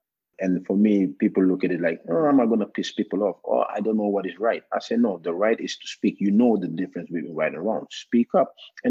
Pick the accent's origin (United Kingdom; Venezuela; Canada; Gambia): Gambia; English is the official written language in Gambia. We have Wolof, which is the second most spoken